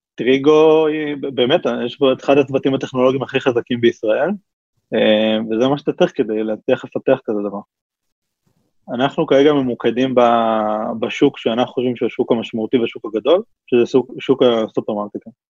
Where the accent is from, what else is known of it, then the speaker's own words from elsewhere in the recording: Israel; אנחנו ישראלים